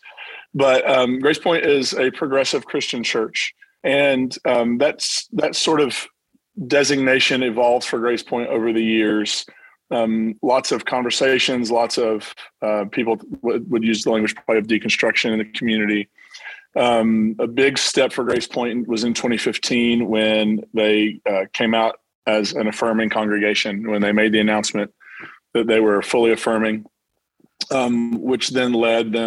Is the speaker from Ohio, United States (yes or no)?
no; Williamson, West Virginia, United States; also born or lived in Belfry, Kentucky; now in Nashville, United States; I'm originally from the East Kentucky, West Virginia border area of Williamson, West Virginia, Belfry, Kentucky.